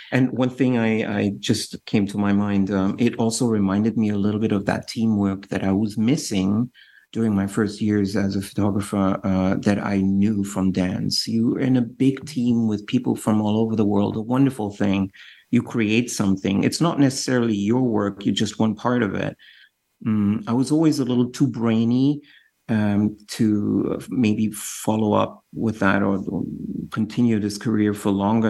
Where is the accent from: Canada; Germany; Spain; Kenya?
Germany; Düsseldorf, North Rhine-Westphalia; I was born in Dusseldorf uh, in Germany, West Germany